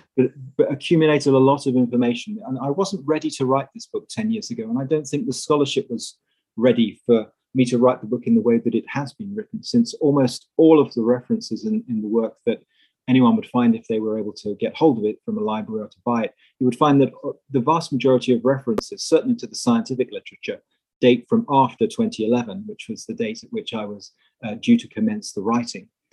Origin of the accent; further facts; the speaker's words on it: England, United Kingdom; moved away as an adult; also born or lived in Netherlands; now in United States; I'm originally English, although I now live and work in the USA.